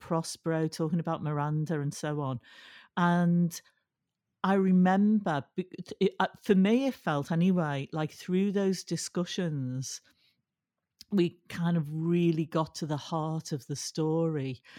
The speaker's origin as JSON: {"language": "English", "town": "Liverpool", "region": "North West England", "country": "United Kingdom", "tie": "born or raised there", "said": "I was brought up in Liverpool"}